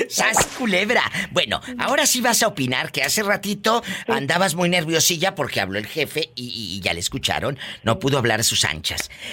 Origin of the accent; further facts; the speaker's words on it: Matamoros, Tamaulipas, Mexico; Yo soy de Matamoros